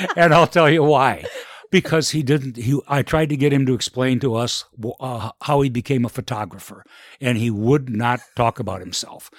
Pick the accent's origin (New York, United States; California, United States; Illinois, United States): Illinois, United States; Elgin; I was born and raised in Elgin and, uh, grew up here